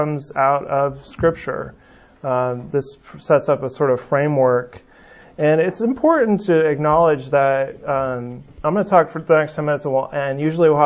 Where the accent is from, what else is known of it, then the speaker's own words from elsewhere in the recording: West Coast, United States; now in Birmingham, United States; where I grew up on the West Coast